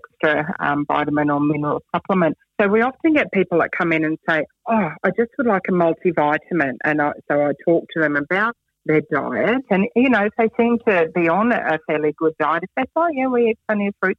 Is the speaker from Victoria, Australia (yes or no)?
no; North Queensland, Australia; now in Canberra, Australia; I am originally from North Queensland. And I live in Canberra now.